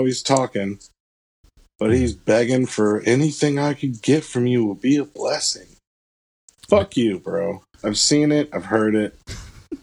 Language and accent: English; Florida, United States; now in Michigan, United States; I'm from Florida